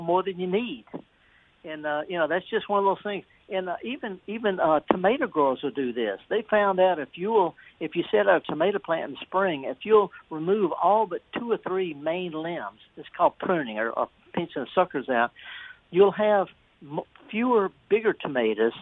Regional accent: Mississippi, United States; I'm born and raised in Mississippi. My people have been here a long time

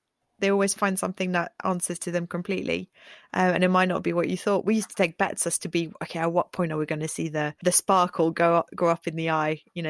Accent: France; now in England, United Kingdom; I'm a French person in England and I'm an English person in France.

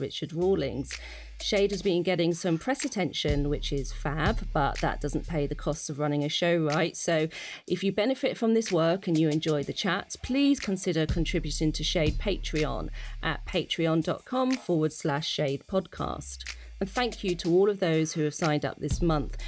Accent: United Kingdom; as a mixed race uh, British Ghanaian

